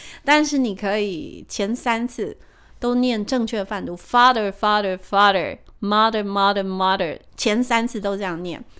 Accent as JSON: {"language": "Chinese", "country": "Taiwan", "said": "我们台湾人还是有一些许的迷信"}